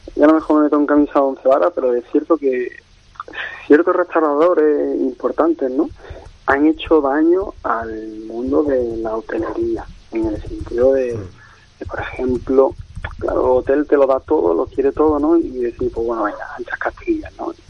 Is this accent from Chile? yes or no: no; Málaga, Andalusia, Spain; moved away; yo digo que soy andaluz malagueño